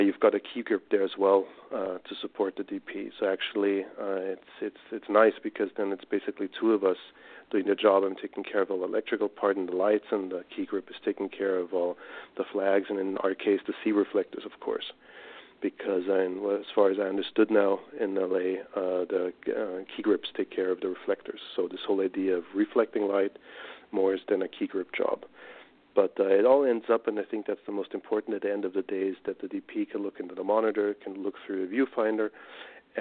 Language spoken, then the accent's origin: English; Austria; I come from Austria